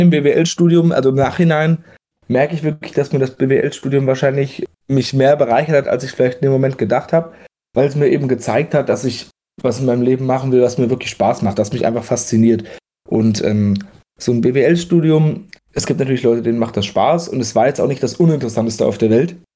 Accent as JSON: {"language": "German", "area": "near Giessen, Vogelsberg", "region": "Hesse", "country": "Germany", "moved": "as an adult", "lives_now": "Darmstadt, Germany", "said": "Ich komme ja ursprünglich aus der Nähe von Gießen, aus dem Vogelsberg"}